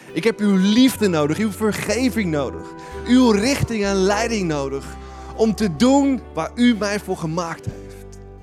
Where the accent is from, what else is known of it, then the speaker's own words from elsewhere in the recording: Netherlands; wij als Nederlanders